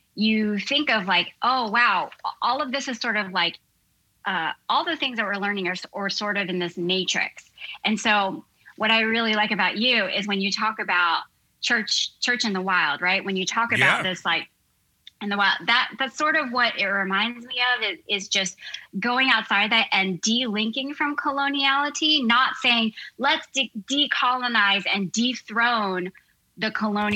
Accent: United States; I'm a second generation Korean American. And so when my ancestry started, you know, when I was born in the States

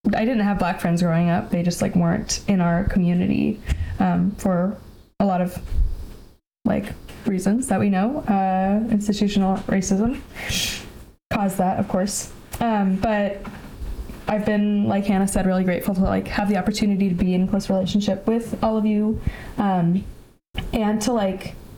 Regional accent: Bay Area, California, United States; moved away as an adult; also born or lived in Tacoma, Washington; I grew up in the Bay Area in California

